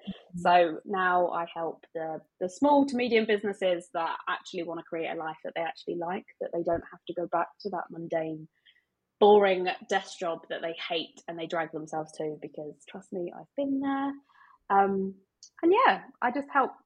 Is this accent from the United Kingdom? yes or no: yes; United Kingdom; we're British